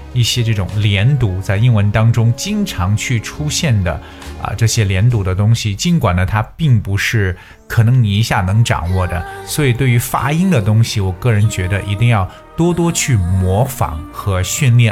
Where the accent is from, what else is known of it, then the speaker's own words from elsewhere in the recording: China; 我们中国人在讲话的时候，可能就是要字正腔圆